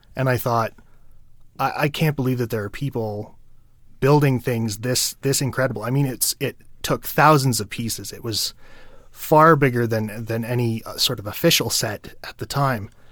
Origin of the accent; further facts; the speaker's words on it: Ottawa, Ontario, Canada; in my hometown of Ottawa, Ontario